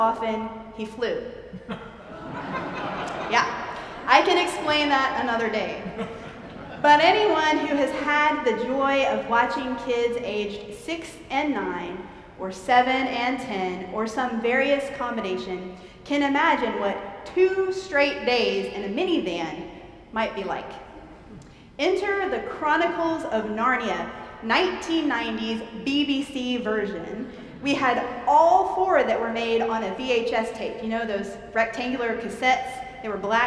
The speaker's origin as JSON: {"language": "English", "town": "Monroe", "region": "Louisiana", "country": "United States", "tie": "born or raised there", "said": "I grew up in Louisiana with my mom, dad, and younger brother of 3 years, David"}